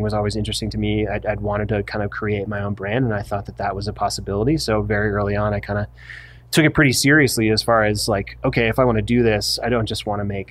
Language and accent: English; Vermont, United States; now in Park City, United States; I grew up in Vermont